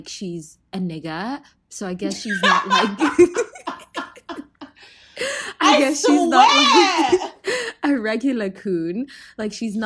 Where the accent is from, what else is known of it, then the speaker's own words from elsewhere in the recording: South Africa; now in United States; I'm genetically, biologically, and nationally still from South Africa.